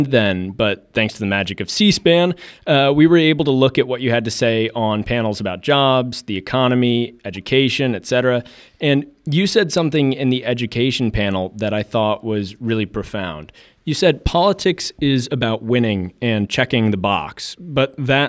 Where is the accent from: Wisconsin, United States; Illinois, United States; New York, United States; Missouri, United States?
Missouri, United States; Kansas City; my hometown, Kansas City